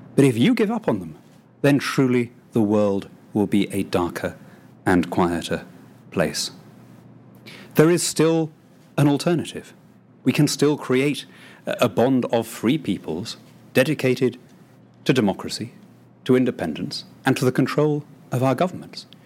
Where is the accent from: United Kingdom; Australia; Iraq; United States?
United Kingdom; a British patriot brought up in that tradition